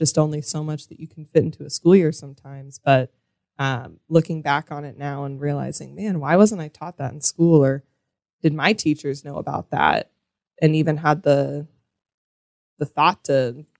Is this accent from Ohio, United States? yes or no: yes; Central Ohio, United States; a public suburban school here in Central Ohio